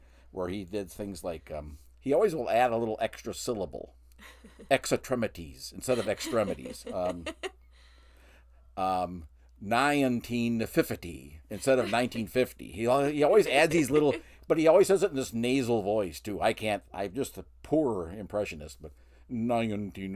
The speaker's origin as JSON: {"language": "English", "town": "Marinette", "region": "Wisconsin", "country": "United States", "tie": "born or raised there", "lives_now": "Sheboygan, United States", "said": "I live now in Sheboygan, but I grew up in Marinette, Wisconsin"}